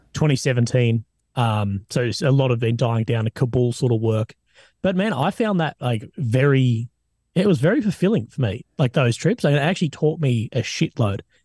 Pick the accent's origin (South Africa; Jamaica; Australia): Australia; I'm an Aussie, man.